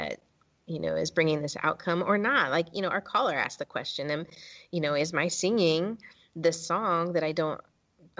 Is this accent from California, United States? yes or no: yes; California, United States; I'm from California. My family's from California and from generations from New Mexico